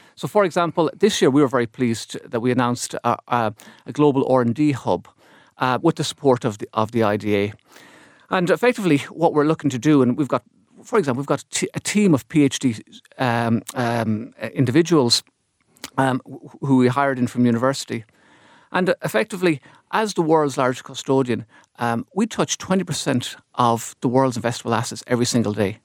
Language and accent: English; Ireland; as an Irish economy, we've managed to to work through those cycles